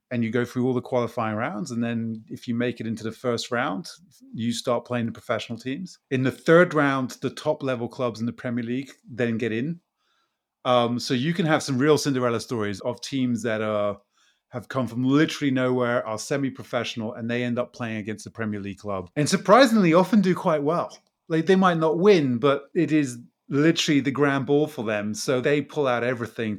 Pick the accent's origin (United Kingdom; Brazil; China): Brazil; moved away; I grew up in Brazil